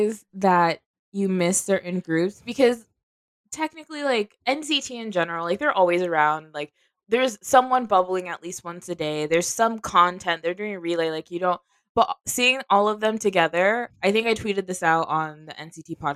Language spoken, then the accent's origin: English; United States; for us as Americans